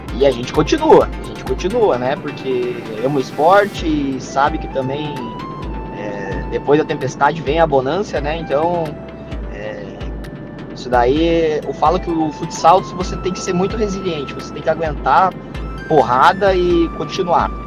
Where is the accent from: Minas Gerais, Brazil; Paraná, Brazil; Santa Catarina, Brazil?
Paraná, Brazil; Curitiba; moved away as an adult; now in France; sou natural de Curitiba, do bairro do Xaxim, e atualmente eu sou estou vivendo na França